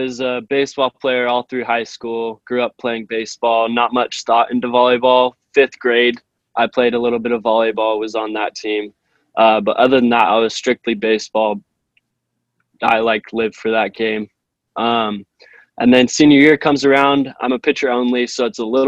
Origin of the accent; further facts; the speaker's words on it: Fresno, California, United States; I'm a business major, and I'm from Fresno, California